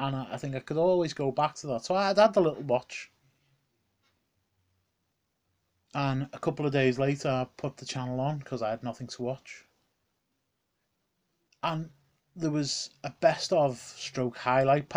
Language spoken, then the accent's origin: English; Liverpool, North West England, United Kingdom; coming to the Liverpool Olympia, my hometown.